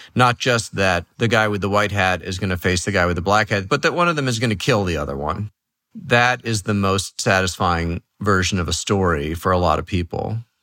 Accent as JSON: {"language": "English", "town": "New York City", "region": "New York", "country": "United States", "tie": "born or raised there", "also_born_or_lived": "Los Angeles / San Francisco / the middle of the country", "moved": "yes", "said": "I grew up in New York City."}